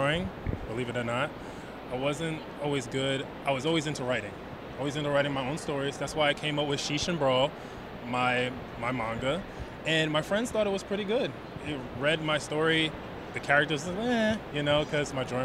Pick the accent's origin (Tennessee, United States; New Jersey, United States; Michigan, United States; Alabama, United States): New Jersey, United States; West Orange; moved away as an adult; now in Delaware, United States; I'm originally from West Orange, New Jersey